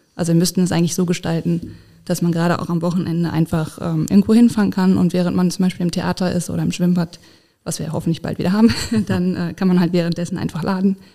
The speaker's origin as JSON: {"language": "German", "town": "Essen", "region": "North Rhine-Westphalia", "country": "Germany", "also_born_or_lived": "Dortmund / Bonn", "moved": "as an adult", "lives_now": "Koblenz, Germany", "said": "ich komme ursprünglich aus Essen"}